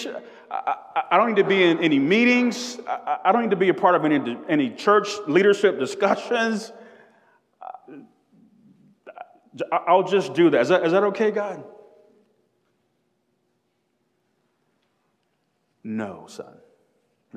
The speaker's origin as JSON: {"language": "English", "area": "South DeKalb", "region": "Georgia", "country": "United States", "tie": "born or raised there", "said": "I grew up in South DeKalb"}